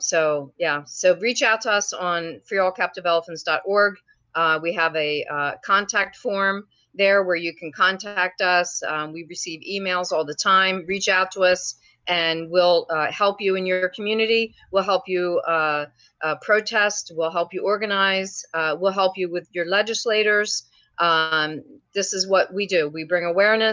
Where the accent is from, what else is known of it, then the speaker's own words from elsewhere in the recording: New Jersey, United States; I'm from New Jersey